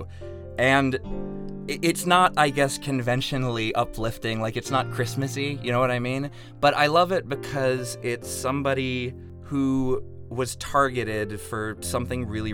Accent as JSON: {"language": "English", "region": "Virginia", "country": "United States", "also_born_or_lived": "Chicago", "moved": "yes", "lives_now": "Los Angeles, United States", "said": "I'm from Virginia originally, out in LA now for 6.5 months after living in Chicago for 3 years"}